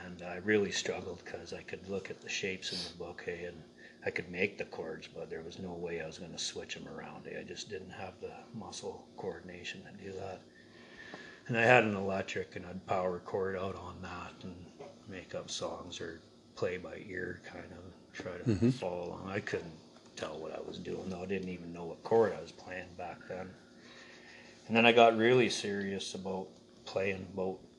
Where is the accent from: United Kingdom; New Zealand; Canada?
Canada; Canal Flats, British Columbia; I'm from Canal Flats, BC